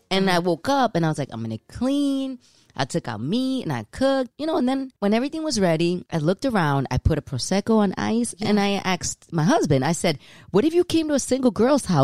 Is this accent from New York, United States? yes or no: yes; New York City, New York, United States; My parents are Dominican. I was born and raised in New York City.